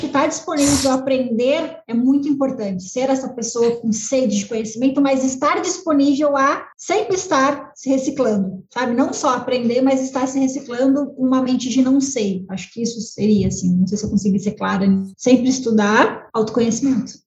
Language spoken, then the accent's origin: Portuguese; Rio Grande do Sul, Brazil; sou gaúcha, né, Serra Gaúcha